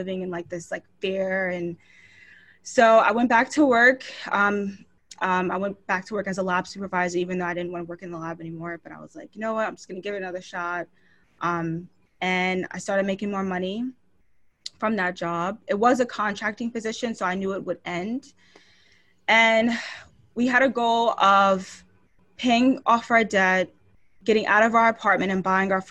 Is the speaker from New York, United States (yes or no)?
yes; Long Island, New York, United States; now in Philadelphia, United States; I grew up in Long Island, New York